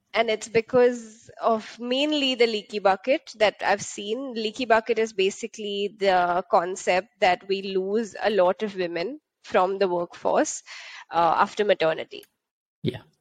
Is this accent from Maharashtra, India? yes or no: yes; Mumbai, Maharashtra, India; moved away; I grew up in uh, in Bombay, uh, which is the bubble of India.